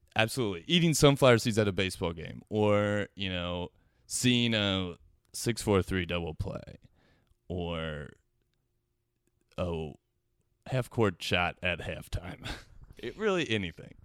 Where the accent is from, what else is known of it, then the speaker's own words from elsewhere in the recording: Cincinnati, Ohio, United States; now in Los Angeles, United States; I am originally from Cincinnati, Ohio